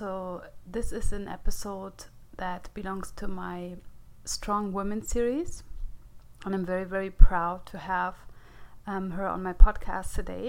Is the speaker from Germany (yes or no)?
yes; Germany; English is a second language; moved away as an adult; also born or lived in America; now in United States; I was born in Germany, yeah. And I lived there for 30 years. I'm only here for like 6 years.